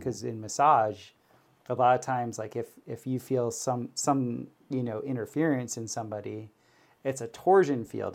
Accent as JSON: {"language": "English", "region": "Florida", "country": "United States", "tie": "born or raised there", "said": "I grew up in Florida where we had hurricanes"}